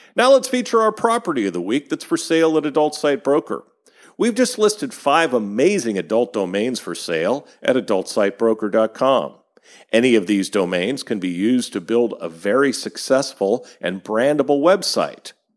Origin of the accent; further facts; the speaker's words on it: California, United States; I come from California